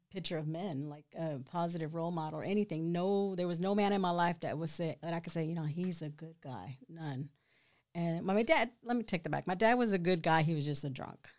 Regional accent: Killeen, Texas, United States; I'm from here, born and raised

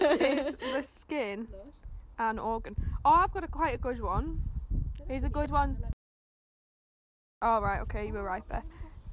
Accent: Pittington, North East England, United Kingdom; I am from Pittington.

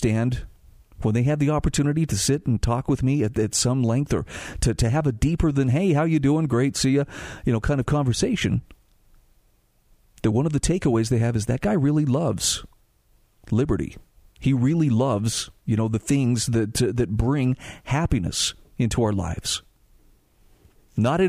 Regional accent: Salt Lake City, Utah, United States; I was lucky enough as a kid growing up in Salt Lake City to be able to regularly go to Sugar House Park

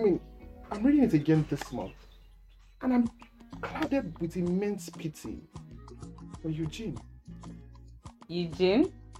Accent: Kano, Kano State, Nigeria; moved away; I grew up in Kano.

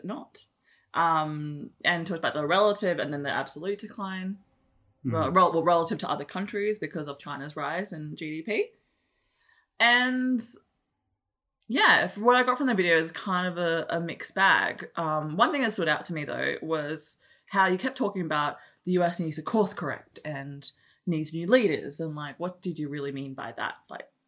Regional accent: Australia; in Australia, we're like, yeah, we're Australian

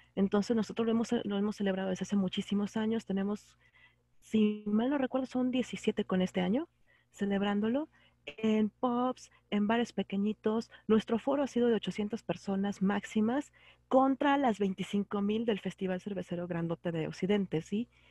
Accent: Guadalajara, Jalisco, Mexico; yo soy de Guadalajara, estoy en el occidente

